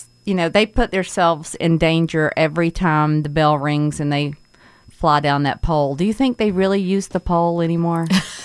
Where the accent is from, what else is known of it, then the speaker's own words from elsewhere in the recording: Blue Ridge, Georgia, United States; I'm from Blue Ridge, Georgia